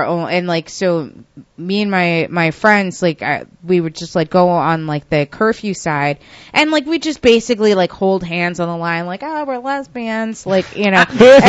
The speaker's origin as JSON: {"language": "English", "area": "Westchester", "region": "New York", "country": "United States", "said": "I've been rolling in the city since I was a teenager because, like, I'm from Westchester"}